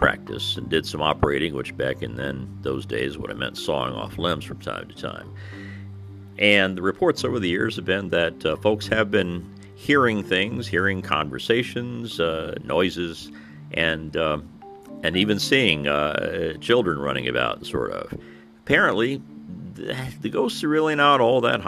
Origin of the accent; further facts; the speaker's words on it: Mitchell, Indiana, United States; also born or lived in Bloomington, Indiana; my hometown, Mitchell, Indiana